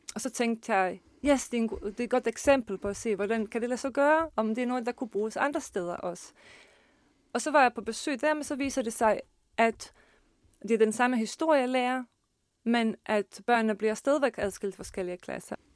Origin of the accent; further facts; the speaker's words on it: Bosnia & Herzegovina; Danish is a second language; now in Denmark; kommer jeg selv fra Bosnien og Herzegovina og kan huske uh, den uh, uddannelsessystem og den skole, jeg har gået selv på